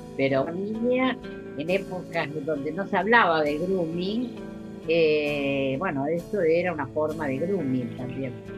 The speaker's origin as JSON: {"language": "Spanish", "region": "Buenos Aires", "country": "Argentina", "tie": "born or raised there", "said": "Yo nací en la ciudad autónoma de Buenos Aires"}